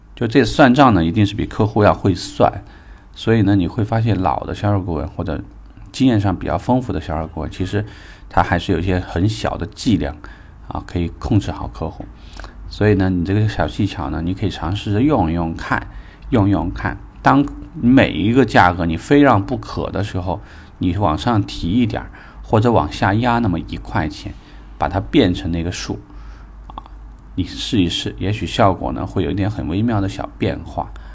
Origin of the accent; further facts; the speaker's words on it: China; 我们是中国人